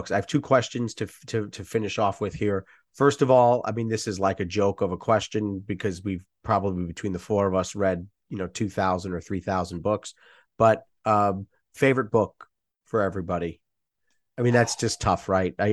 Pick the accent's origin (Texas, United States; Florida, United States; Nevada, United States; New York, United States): New York, United States; because I'm from New York, so there were a couple of things named after him